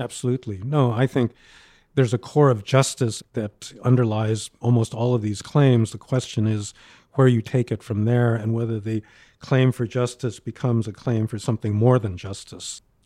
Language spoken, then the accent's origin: English; New York, United States; born or raised there